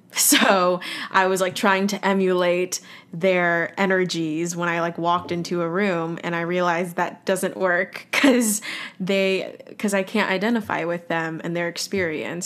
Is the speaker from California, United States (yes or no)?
yes; Los Angeles, California, United States; moved away as an adult; also born or lived in Boston; now in New York City, United States; I grew up in Los Angeles, California, and now I currently live in New York City